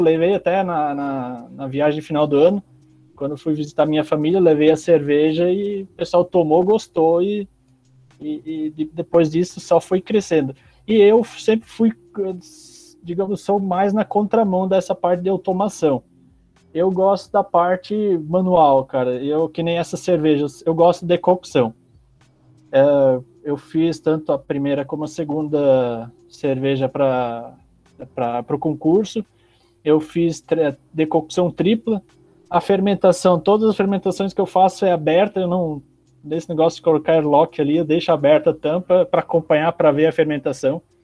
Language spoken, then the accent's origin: Portuguese; Pomerode, Santa Catarina, Brazil; also born or lived in Bolivia; now in Palmas, Brazil; Eu sou natural de Santa Catarina, Pomerode, do lado de Blumenau